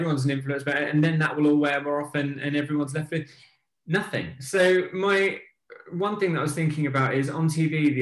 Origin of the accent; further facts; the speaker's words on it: Netherlands; now in England; I'm originally from Holland and I've got half my family are out there